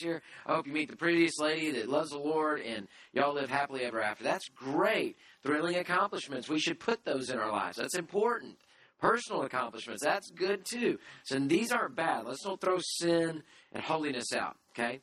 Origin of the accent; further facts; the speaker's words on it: United States; I'm an American